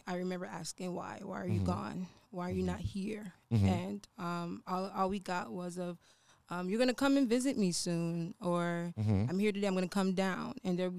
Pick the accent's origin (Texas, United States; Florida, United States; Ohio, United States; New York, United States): Florida, United States; Fort Lauderdale; I was born and raised in Florida.